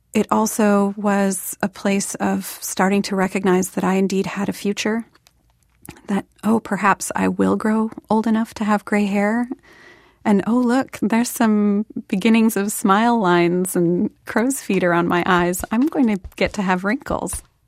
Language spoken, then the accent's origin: English; Portland, Oregon, United States; growing up in Portland